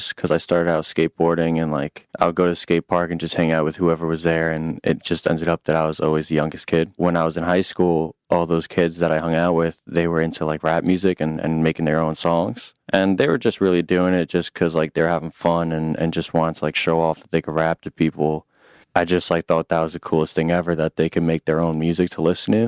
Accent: Long Island, New York, United States; I'm from Long Island, New York

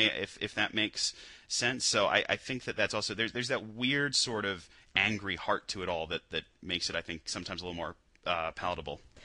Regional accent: United Kingdom; as a Brit

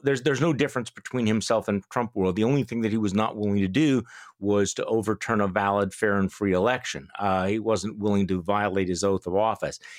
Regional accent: Wisconsin, United States; my home state of Wisconsin

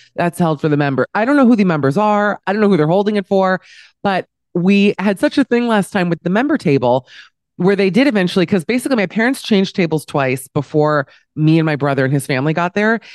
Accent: Miami, Florida, United States; also born or lived in New York; now in Amsterdam, Netherlands; growing up in Miami

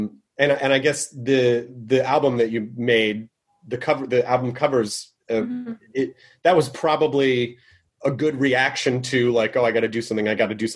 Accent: Memphis, Tennessee, United States; also born or lived in Nashville; I grew up in Memphis

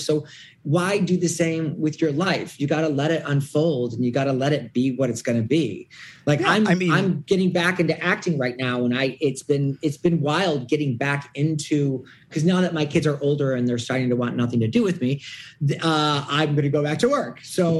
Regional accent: Detroit, Michigan, United States; Detroit, Michigan.

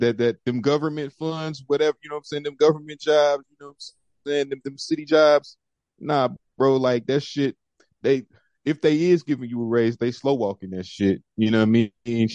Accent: St. Louis, Missouri, United States; moved away as an adult; now in Washington, United States; I came here from St. Louis in 2009 to DC, that is

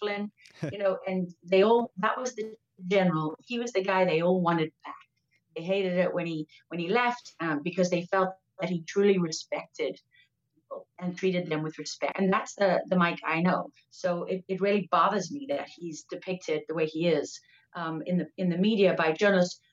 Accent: Durban, KwaZulu-Natal, South Africa; now in Texas, United States; I was born in Durban in South Africa at Mother's Hospital

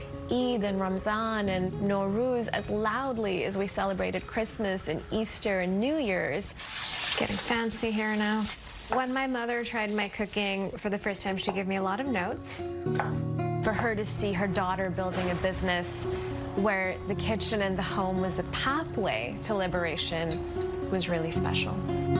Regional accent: Karachi, Sindh, Pakistan; born there; I was born in Karachi in Pakistan.

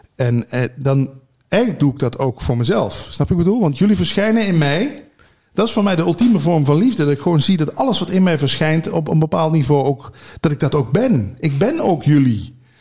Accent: Limburg, Netherlands; moved away as an adult; also born or lived in Hilversum; Ik ben natuurlijk uit Limburg verhuisd naar Hilversum om bij die radio te werken

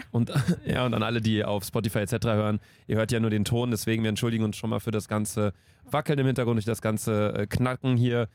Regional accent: Cologne, North Rhine-Westphalia, Germany; wir kommen aus Köln

